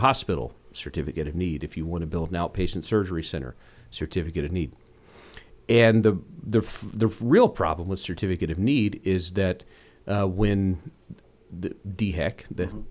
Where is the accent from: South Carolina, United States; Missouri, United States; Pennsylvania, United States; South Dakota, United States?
South Carolina, United States; Rock Hill; I grew up in Rock Hill.